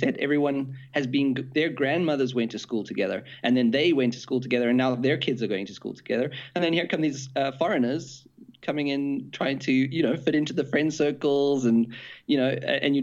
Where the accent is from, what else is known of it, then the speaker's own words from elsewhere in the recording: South Africa; moved away as an adult; now in Germany; I'm originally from South Africa, and I've been in Germany for 12 years